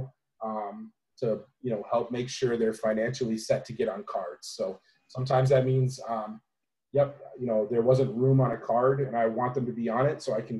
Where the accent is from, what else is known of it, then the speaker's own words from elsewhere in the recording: Apple Valley, Minnesota, United States; I'm from Apple Valley, Minnesota, originally. Just turned 34 years old. Grew up in the cities